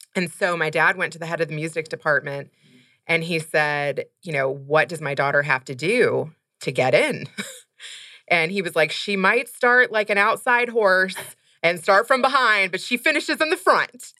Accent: Louisville, Kentucky, United States; moved away as an adult; also born or lived in Los Angeles / San Francisco / Silicon Valley; now in Chicago, United States; I grew up in Kentucky

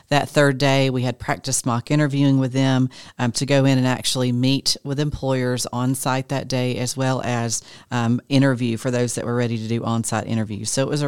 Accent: Georgia, United States; A lot of us were born and raised in Forsyth County, and we want our students to come back and reinvest in the community as well.

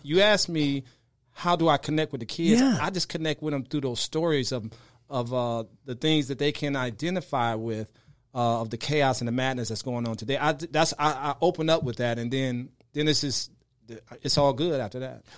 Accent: right outside Chicago, Illinois, United States; I grew up right outside Chicago in in what they call uh, the bricks or the projects

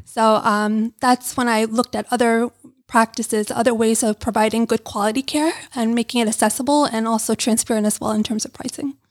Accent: New York City, New York, United States; I grew up in Brooklyn, New York

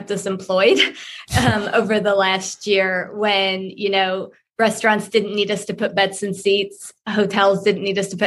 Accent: Nashville, Tennessee, United States; So I'm from Nashville. I think I live maybe at what, 1,000 feet of altitude

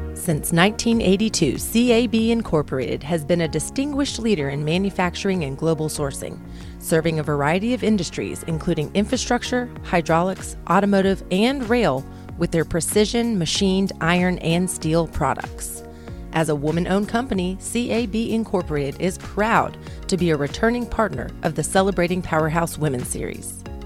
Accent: New Mexico, United States; I'm from New Mexico.

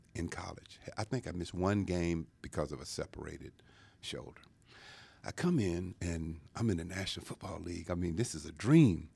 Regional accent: Louisiana, United States; now in Georgia, United States; growing up in Louisiana

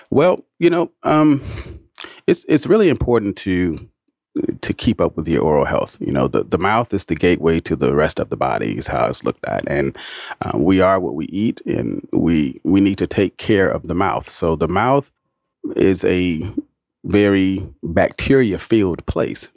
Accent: Atlanta, Georgia, United States; my hometown

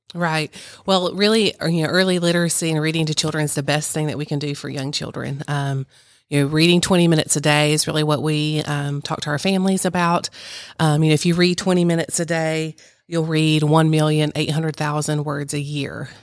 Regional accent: Virginia, United States; moved away; I grew up in Virginia

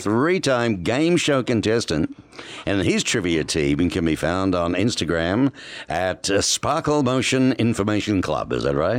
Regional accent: Australia; my pronunciations as an Aussie can be misconstrued

